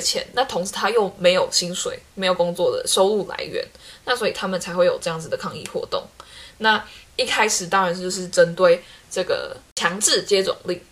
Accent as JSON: {"language": "Chinese", "country": "Taiwan", "said": "他们看我们台湾人就会觉得台湾人可能奴性比较重"}